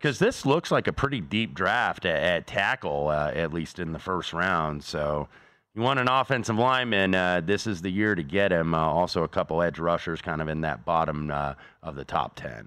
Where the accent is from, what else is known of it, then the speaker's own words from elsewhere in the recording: Indianapolis, Indiana, United States; my hometown of Indianapolis